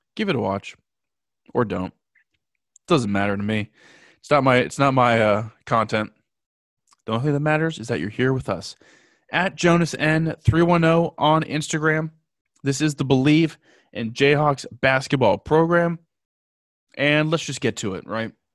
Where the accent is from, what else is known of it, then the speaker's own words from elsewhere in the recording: Southern California, United States; I'm from Southern California.